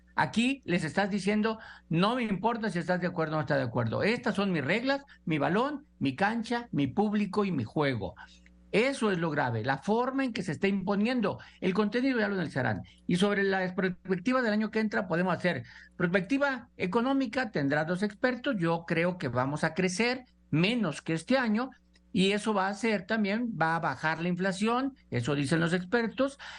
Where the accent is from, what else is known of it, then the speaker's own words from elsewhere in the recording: Mexico; como mexicanos